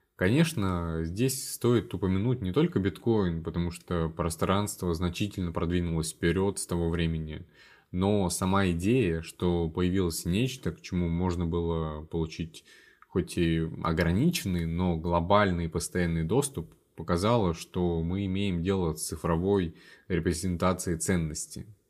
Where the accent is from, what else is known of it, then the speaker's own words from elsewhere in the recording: Columbus, Ohio, United States; moved away as an adult; also born or lived in Wisconsin / North Carolina; now in Washington, D.C., United States; я из города Колумбус, а, штата Гая